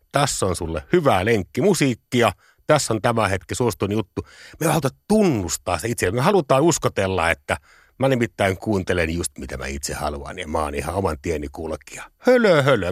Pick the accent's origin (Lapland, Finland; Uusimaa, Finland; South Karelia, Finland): South Karelia, Finland; Parikkala; meillä Parikkalassa itärajalla ei ollut mitään muuta musiikikenriä kuin hevi